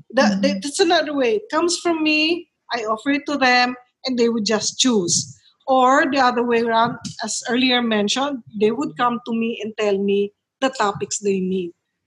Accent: Manila, Metro Manila, Philippines; now in La Union, Philippines; See, I came from Manila. So I know people from Manila who would be good speakers for certain topics.

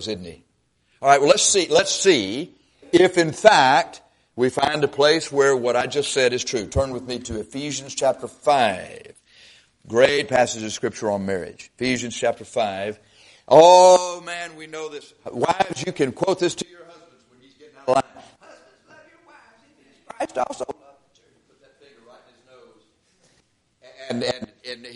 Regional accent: Texas, United States; We're from Texas

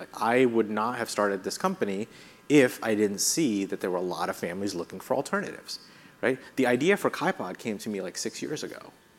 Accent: India; now in United States; I grew up in India

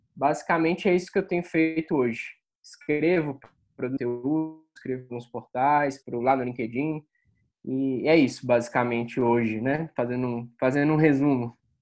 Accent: Rio de Janeiro, Brazil; moved away as an adult; also born or lived in Salvador / São Paulo; sou do Rio. E interior e capital

